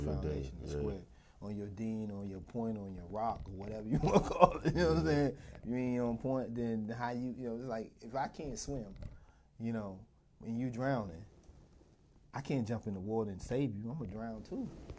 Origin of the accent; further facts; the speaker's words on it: Southeast, United States; I grew up in the Southeast and I didn't even think I'd make it.